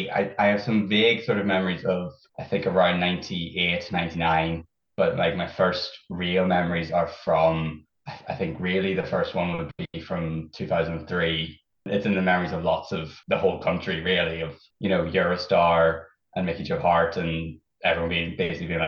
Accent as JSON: {"language": "English", "area": "Fermanagh", "region": "Northern Ireland", "country": "United Kingdom", "moved": "yes", "lives_now": "Belfast, United Kingdom", "said": "I'm not even from Belfast originally. I'm from Fermanagh, like."}